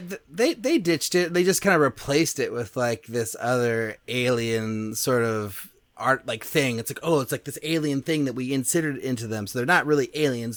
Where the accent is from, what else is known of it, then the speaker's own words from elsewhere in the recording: Berkeley, California, United States; I grew up in Berkeley.